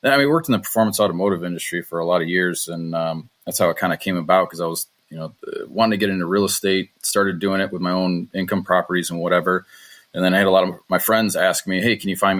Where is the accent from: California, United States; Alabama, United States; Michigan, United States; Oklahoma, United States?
Michigan, United States; Detroit; I'm from Motor City, so there's a lot of engineers who have built houses and built big garages to go along with them. So there's good inventory here